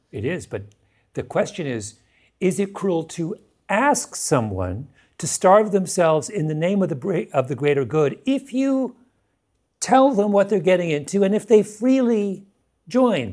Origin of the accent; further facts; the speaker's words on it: Canada; now in United States; I'm not an American, I'm a Canadian